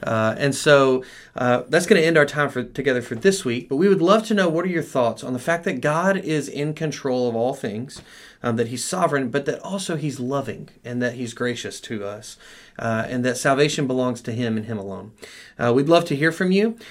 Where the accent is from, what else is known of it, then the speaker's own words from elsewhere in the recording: United States; as American Christians